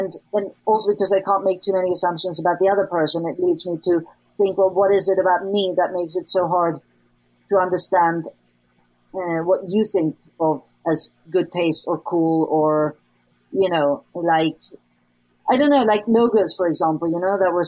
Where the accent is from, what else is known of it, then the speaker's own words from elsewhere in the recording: Sweden; I grew up, you know, I grew up in Sweden